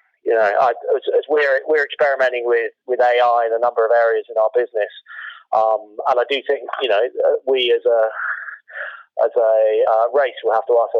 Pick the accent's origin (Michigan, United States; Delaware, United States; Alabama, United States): Delaware, United States; Wilmington; now in United Kingdom; I grew up on the East Coast in Wilmington, Delaware for a number of years and then moved to the United Kingdom.